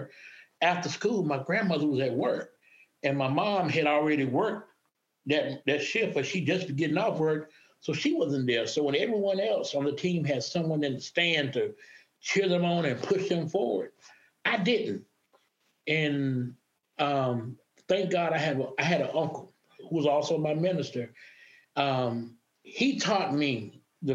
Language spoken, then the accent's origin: English; Maxton, North Carolina, United States; moved away as an adult; I grew up in a small town called Maxton, North Carolina.